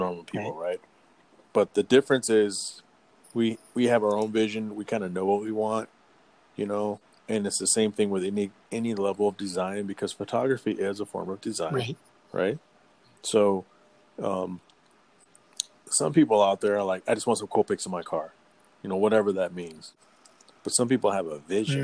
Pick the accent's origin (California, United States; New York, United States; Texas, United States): Texas, United States; moved away as an adult; now in Michigan, United States; I was raised in Texas